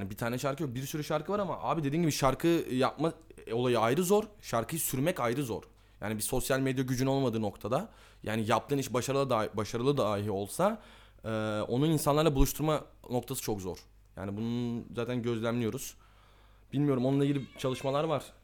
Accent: Istanbul, Turkey; Oradan çıkmadım ki abi. Doğma büyüme İstanbul'uyum. Babam da doğma büyüme İstanbul. Dedem de doğma büyüme İstanbul.

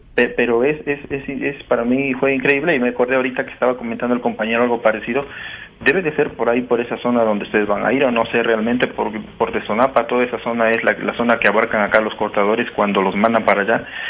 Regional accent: Dos Ríos, Mexico; de acá de donde yo soy

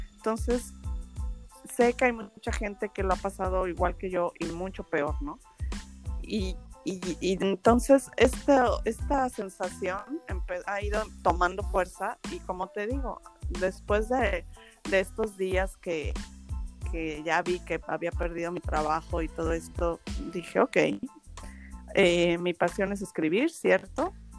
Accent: Mexico City, Mexico; moved away as an adult; also born or lived in Madrid, Spain; yo nací en Madrid y después me vine a vivir a, a la Ciudad de México, me fui a vivir a la Ciudad de México con mis papás a los 8 años y allí viví 17 años

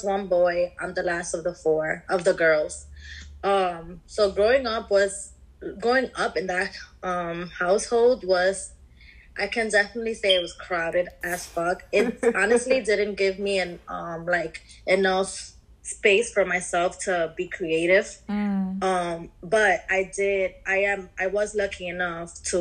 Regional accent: New York City, New York, United States; I grew up in the Bronx, New York.

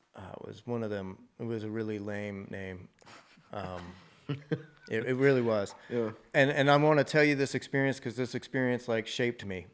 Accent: Mansfield, Texas, United States; also born or lived in Andrews, Texas; now in Fort Worth, United States; I was born in West Texas in a little place called Andrews. Moved here before kindergarten or Mansfield. Mm-hmm. Lived, grew up in Mansfield

